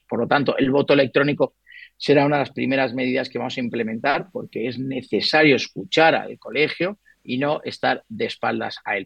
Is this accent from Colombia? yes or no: yes; Colombia; now in Madrid, Spain; Yo soy nacido en Colombia